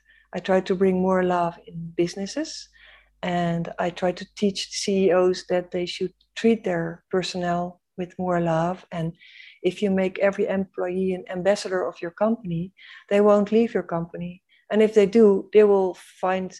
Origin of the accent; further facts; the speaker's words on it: Netherlands; I was born in the Netherlands